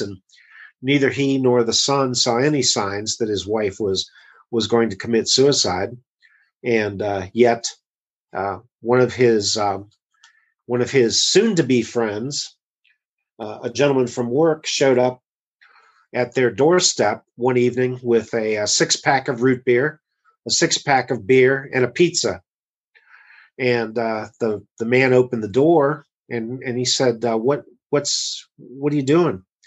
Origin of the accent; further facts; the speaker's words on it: United States; as an American